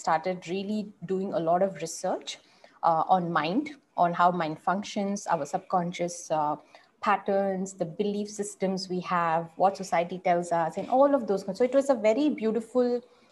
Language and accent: English; Bangalore, Karnataka, India; So I'm from Bangalore